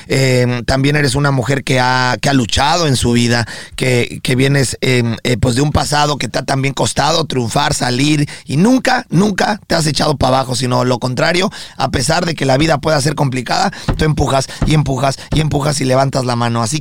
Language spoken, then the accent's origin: Spanish; Mexico; now in Miami, United States